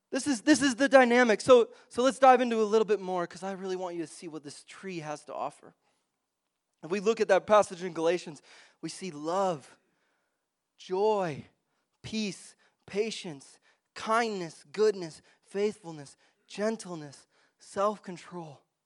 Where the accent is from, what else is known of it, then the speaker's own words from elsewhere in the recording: Wisconsin, United States; moved away; I grew up in Wisconsin